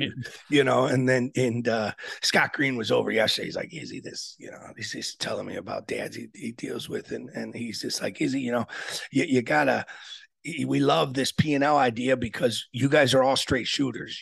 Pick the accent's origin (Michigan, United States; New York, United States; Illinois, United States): Illinois, United States; Aurora; I was born in Aurora, Illinois